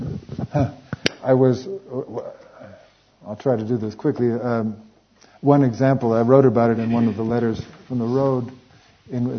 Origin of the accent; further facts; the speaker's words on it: United States; I'm an American